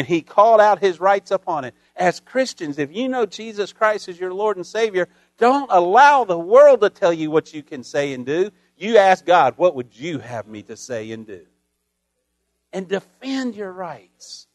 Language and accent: English; United States; as an American